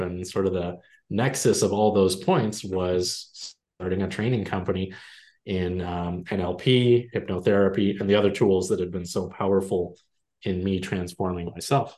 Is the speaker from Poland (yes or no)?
no; Canada; I'm Canadian